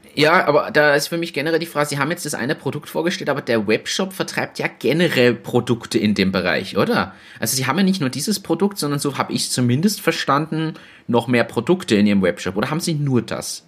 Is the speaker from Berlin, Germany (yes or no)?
yes; Berlin, Germany; moved away; ich bin ja aus Berlin